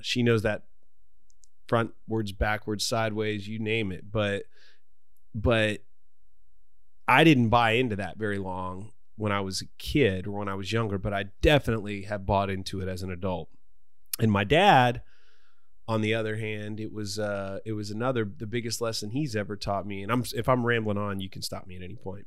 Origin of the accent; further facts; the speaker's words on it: United States; we're both American, but, but I'm an, I, I'm, I'm of Irish heritage